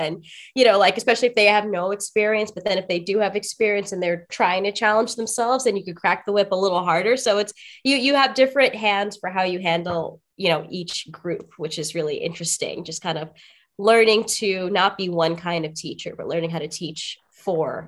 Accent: New York City, New York, United States; I am a native New Yorker, born and raised in Brooklyn.

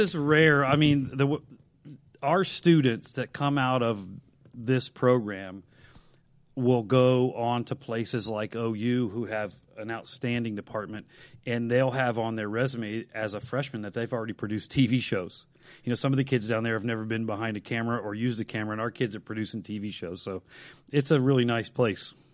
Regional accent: Dayton, Ohio, United States; grew up in East Dayton, two blocks away from the Blonde Bomber, Al Berkey

